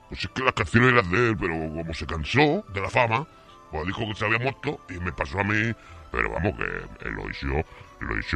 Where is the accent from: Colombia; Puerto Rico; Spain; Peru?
Spain; Calahorra, La Rioja; Yo soy de aquí de Calahorra, macho.